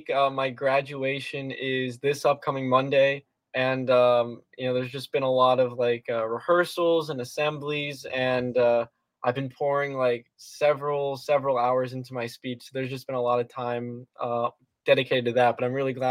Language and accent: English; South Florida, United States; So I was uh, I was born and raised in here in South Florida.